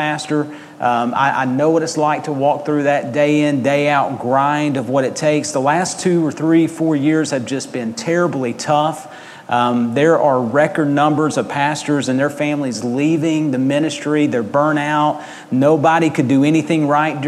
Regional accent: United States; moved away; also born or lived in Georgia, United States / Mississippi, United States / Arkansas, United States; I grew up in Georgia and Mississippi, and now Arkansas a little bit as well

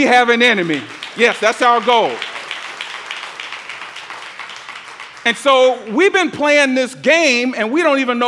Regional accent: Atlanta, Georgia, United States; I'm from the South. I grew up in Atlanta

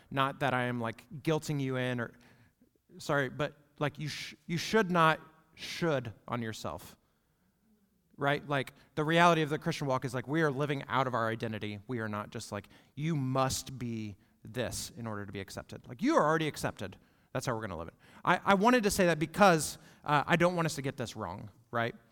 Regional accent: United States; we, as an American church

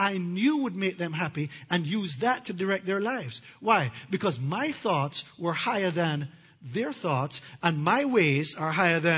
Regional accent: Jamaica; I'm from Jamaica, and we have hurricanes

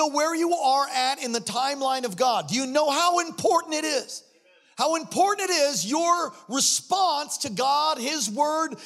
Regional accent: East Coast, United States; I'm from the East Coast

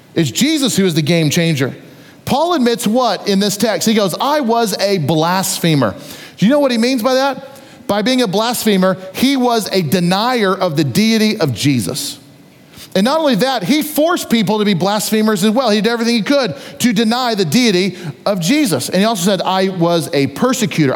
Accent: United States; As an American citizen

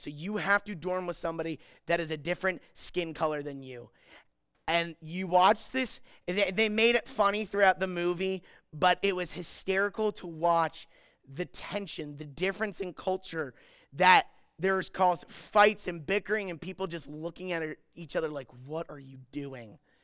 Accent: Maryland, United States; I'm from Maryland

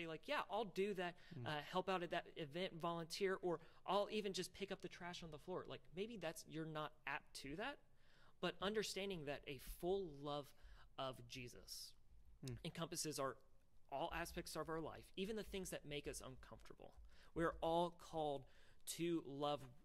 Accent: Louisville, Kentucky, United States; I grew up in Louisville, Kentucky.

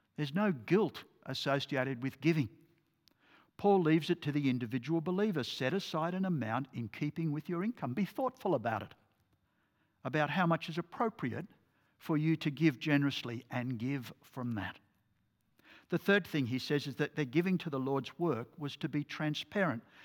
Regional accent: Port Macquarie, New South Wales, Australia; I grew up in Port Macquarie

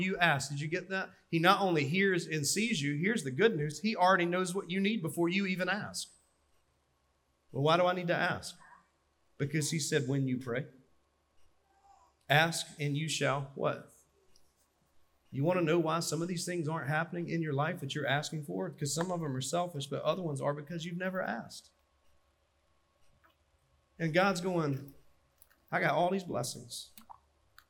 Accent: Dillon County, South Carolina, United States; I'm from Dillon County, and in the Sunday school we had donuts and Mountain Dew

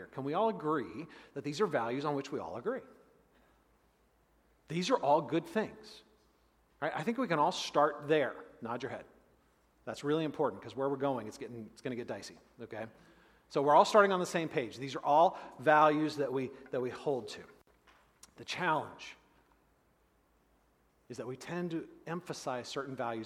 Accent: United States; us as modern American Christians

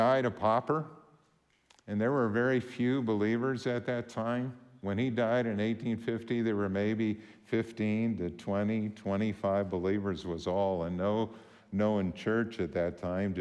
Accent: Warren, Minnesota, United States; moved away; I'm from Warren

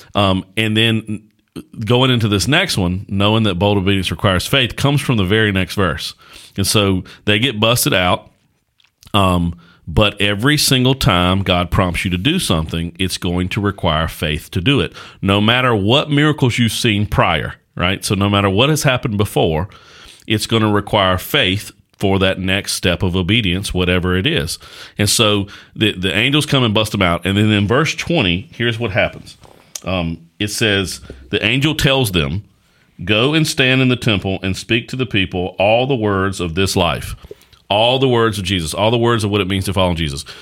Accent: Axton / Martinsville / Danville area, Virginia, United States; born and raised in this area that we're from.

